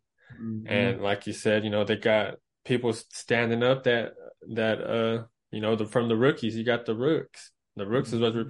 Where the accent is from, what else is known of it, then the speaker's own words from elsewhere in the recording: Texas, United States; I'm from Texas.